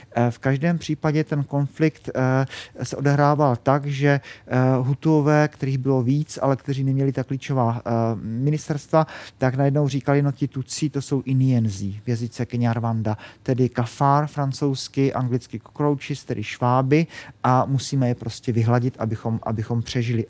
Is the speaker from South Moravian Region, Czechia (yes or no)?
yes; Lechovice, South Moravian Region, Czechia; já jsem z Jižní Moravy a, a kdybyste někdy přijeli k nám do Lechovic